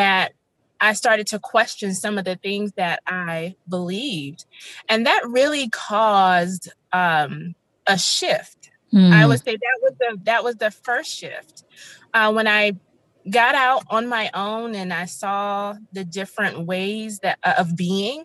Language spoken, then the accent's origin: English; the South, United States; I was raised in the South, as I stated before, in a very religious household